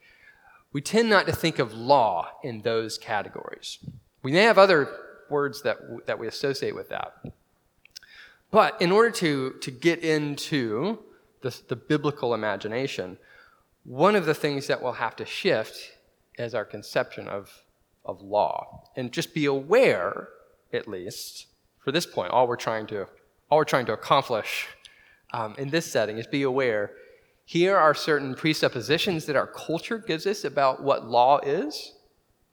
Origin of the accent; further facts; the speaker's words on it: North Carolina, United States; now in Waco, United States; I'm from North Carolina